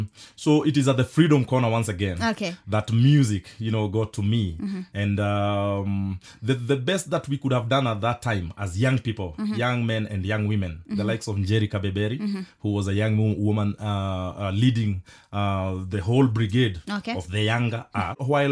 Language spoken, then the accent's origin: English; Mwimuto, Kiambu County, Kenya; I come from Kenya, a village called Mwimuto Republic in Kiambu. That is where I was born and bred.